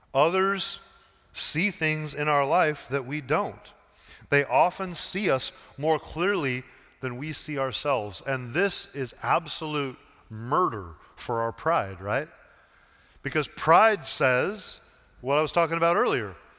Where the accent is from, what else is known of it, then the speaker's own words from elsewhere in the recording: Portland, Oregon, United States; moved away as an adult; also born or lived in Seattle; my hometown of Portland